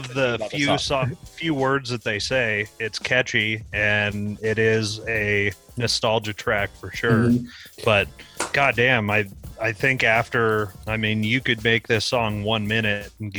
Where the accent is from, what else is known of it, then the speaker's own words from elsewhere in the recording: Washington, United States; growing up in Washington